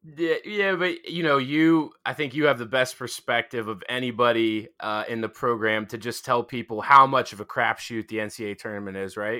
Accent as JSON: {"language": "English", "town": "Pittsburgh", "region": "Pennsylvania", "country": "United States", "tie": "born or raised there", "said": "I grew up in Pittsburgh"}